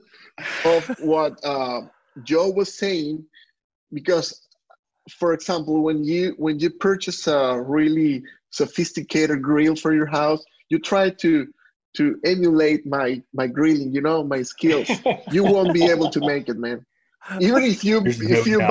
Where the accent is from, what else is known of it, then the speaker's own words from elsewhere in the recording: Venezuela; moved away; I was born in Venezuela and I grew up hunting as a rifle hunter